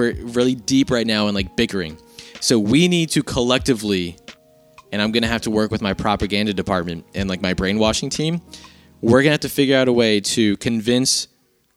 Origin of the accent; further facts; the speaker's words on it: United States; I'm an American